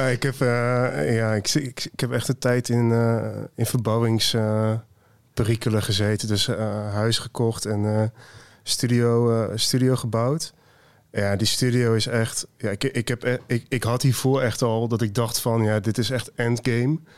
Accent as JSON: {"language": "Dutch", "town": "Twello", "region": "Gelderland", "country": "Netherlands", "tie": "born or raised there", "also_born_or_lived": "Deventer / Amsterdam / Haarlem", "said": "ik ben opgegroeid in Twello dorpje ernaast"}